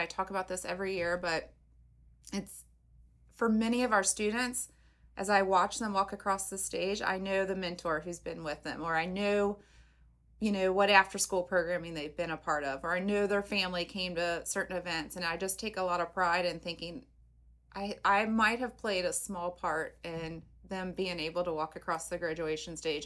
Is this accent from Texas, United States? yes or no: no; Covington, Kentucky, United States; I'm born and bred in Covington